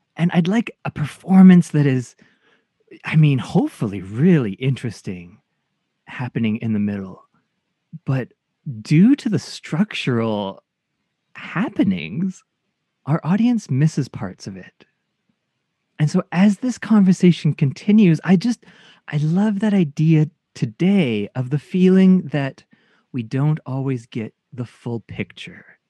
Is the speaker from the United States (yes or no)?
no; Canada; Japanese Canadian